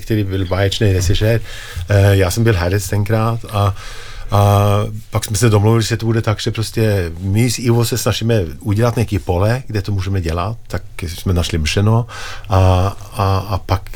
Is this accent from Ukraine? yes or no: no; Norway; Czech is a second language; moved away; jsem z Norska